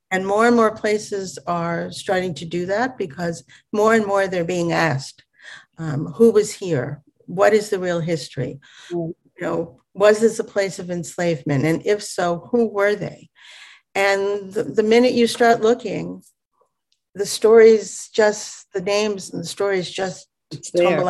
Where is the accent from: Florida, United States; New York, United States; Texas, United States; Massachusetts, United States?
New York, United States; moved away as an adult; now in Sag Harbor, United States; living in New York, growing up in New York